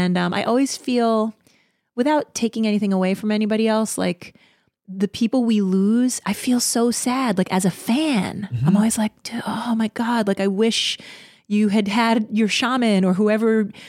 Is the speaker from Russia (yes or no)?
yes; Russia; English is a second language; I'm from Russia.